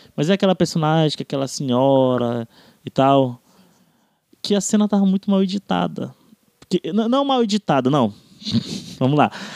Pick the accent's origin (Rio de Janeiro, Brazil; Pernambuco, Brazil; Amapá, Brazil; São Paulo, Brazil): Amapá, Brazil; eu, por exemplo, que venho do Amapá